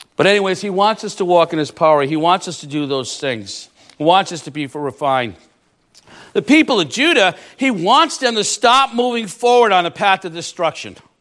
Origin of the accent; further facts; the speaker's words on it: Rhode Island, United States; I'm from Rhode Island